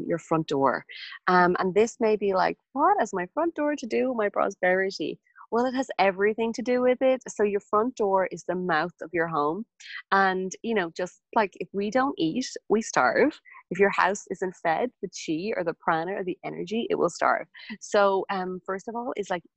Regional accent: Ireland; moved away; my hometown when I was back in Ireland

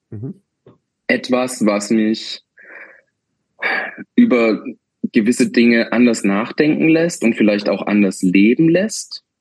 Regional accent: Sonnenbühl, Baden-Württemberg, Germany; das ist schon recht ländlich, wo ich aufgewachsen bin. Also mit ländlich meine ich so, ah, lass die Käfer, also Sonnenbühl besteht aus vier Dörfern und lass es mal insgesamt so drei, viertausend Leute, alle Dörfer zusammengenommen sein.

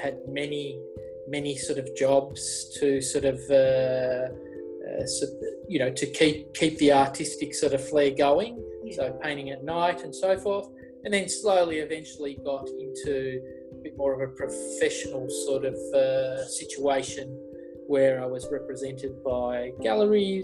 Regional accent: Melbourne, Victoria, Australia; we're Aussie born. I was born in Melbourne, grew up in the suburbs and basically did all my schooling here.

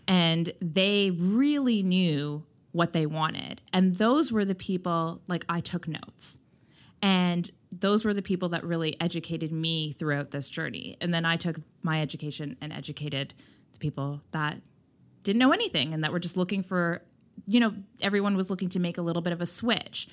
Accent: just outside of Toronto, Ontario, Canada; moved away as an adult; now in Nova Scotia, Canada; I grew up just outside of Toronto, moved to Toronto when I was eighteen, and lived there

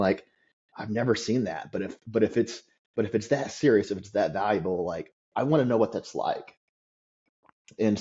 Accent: Southeast Missouri, United States; I grew up in Southeast Missouri

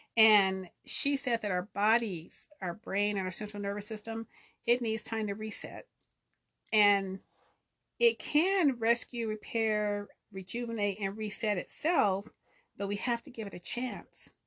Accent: Southern California, United States; I grew up in Southern California

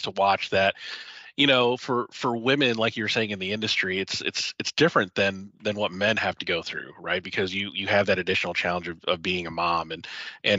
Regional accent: Georgia, United States; moved away; also born or lived in Alabama / Tennessee; I was raised in Georgia. I lived in Alabama and Tennessee for a good chunk of my life.

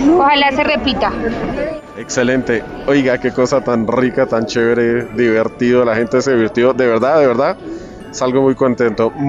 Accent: Colombia; now in Guatemala; Vengo de Guatemala. Soy colombiana, pero tenía 12 años de no estar dentro del país.

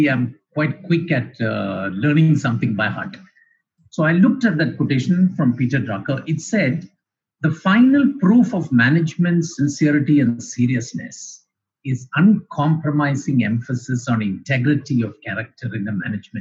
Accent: Chennai, Tamil Nadu, India; also born or lived in Kerala; I come from a very simple middle-class family I was based in Chennai, although we hail from Kerala

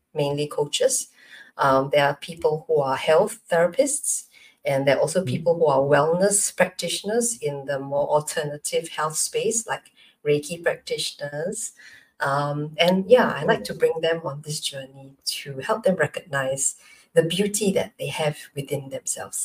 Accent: Malaysia; now in Singapore; I'm Malaysian, but I'm based in Singapore

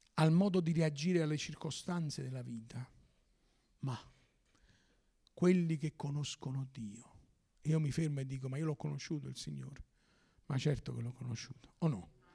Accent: Naples area, Campania, Italy; dalle nostre parti

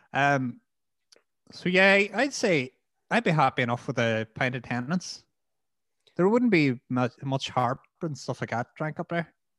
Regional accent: Strabane, Northern Ireland, United Kingdom; I'm from Stravanas

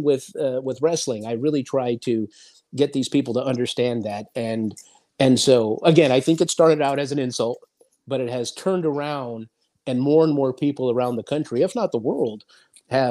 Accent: Los Angeles, California, United States; It wasn't cool to be Latin in Los Angeles, believe it or not. When I was coming up

